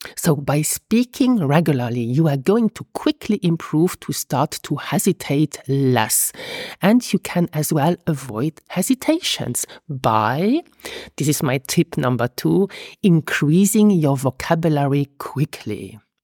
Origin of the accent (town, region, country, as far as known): Luxembourg; first language Luxembourgish; English is a second language